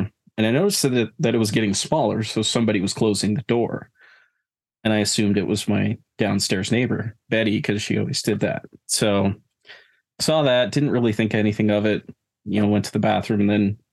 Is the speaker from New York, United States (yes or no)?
yes; Saranac Lake, New York, United States; my hometown